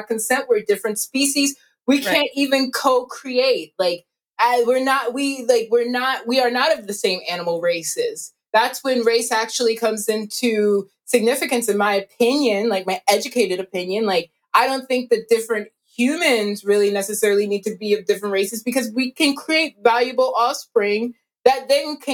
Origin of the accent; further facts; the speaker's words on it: the South, United States; also born or lived in Florida; I grew up in the South